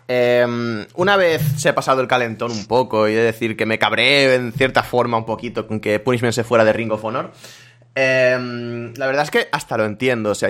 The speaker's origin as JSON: {"language": "Spanish", "country": "Spain", "said": "sobre todo siendo españoles, que es lo que se nos"}